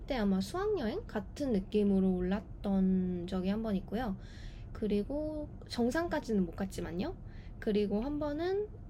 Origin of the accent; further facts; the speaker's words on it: Jeju Island, South Korea; 제 고향이 제주도니까요